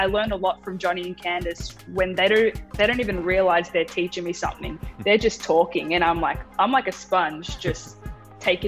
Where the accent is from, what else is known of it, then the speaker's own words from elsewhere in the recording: Melbourne, Victoria, Australia; accent: Australian; moved away as an adult; now in United States; being around Aussies, talking to Aussies makes me feel at home. I feel like it makes my accent come out more